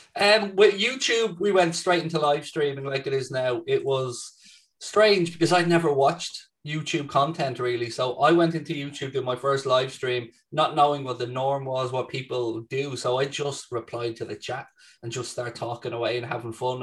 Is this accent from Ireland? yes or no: yes; Ireland; as an Irishman